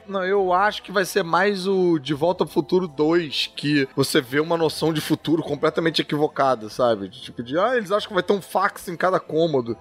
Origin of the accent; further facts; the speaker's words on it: Brazil; eu sou brasileiro também